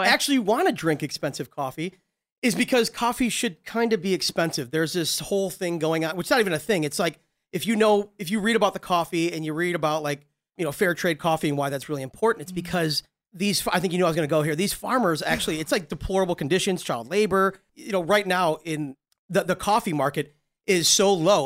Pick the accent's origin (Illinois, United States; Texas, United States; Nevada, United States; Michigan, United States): Illinois, United States; Ottawa; moved away; I'm from originally Ottawa, Illinois, which is outside of Chicago.